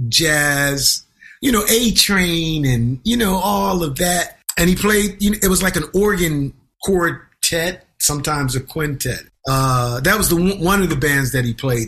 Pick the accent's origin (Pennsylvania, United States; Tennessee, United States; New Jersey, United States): Pennsylvania, United States; Twin Oaks; also born or lived in Boston; now in New York City, United States; I grew up in Pennsylvania.